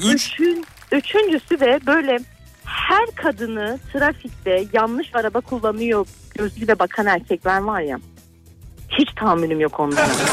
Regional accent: Malatya, Turkey

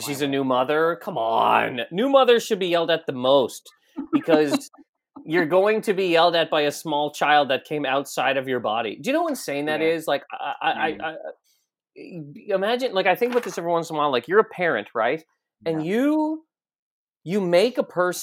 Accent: Canada; We're both Canadian

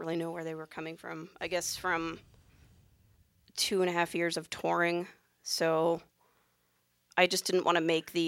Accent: Coshocton, Ohio, United States; moved away; I grew up in Coshocton, Ohio, just like eastern Ohio

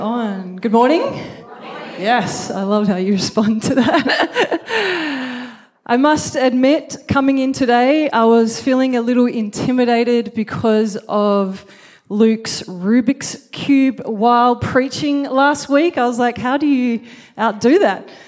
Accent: Brisbane, Queensland, Australia; I was born in Brisbane

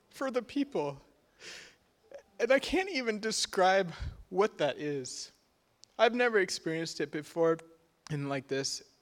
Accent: Kenya; My, my folks were missionaries. I was born and raised in Kenya.

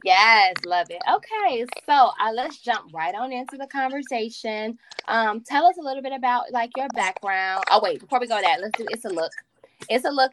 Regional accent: Chicago, Illinois, United States; I'm also from the south side of Chicago

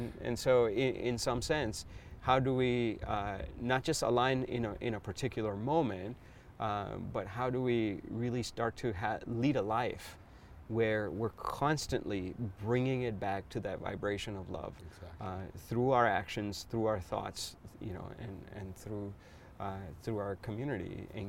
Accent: California, United States; I come from the Silicon Valley.

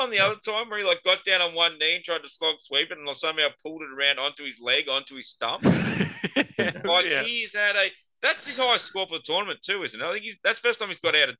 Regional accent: Australia; We're Australian.

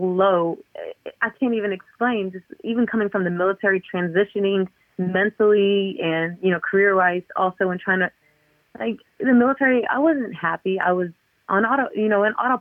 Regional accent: Southeast Texas, United States; moved away as an adult; now in New York, United States; growing up in Southeast Texas, you know, and I love Texas

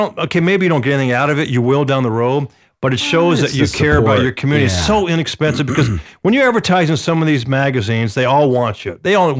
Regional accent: Atlanta, Georgia, United States; when I grew up in Atlanta playing baseball, Little League.

